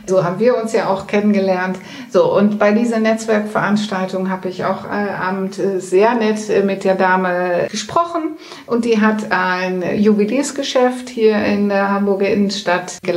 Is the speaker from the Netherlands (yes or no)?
yes; Netherlands; German is a second language; ich selber als Holländerin, äh, die haben ja die in der, während der Pandemie die große Schilder aufgestellt